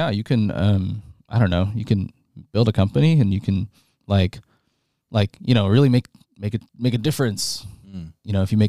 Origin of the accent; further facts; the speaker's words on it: New York, United States; also born or lived in Toronto, Canada; So I was born in Toronto, and then I moved to New York when I was one.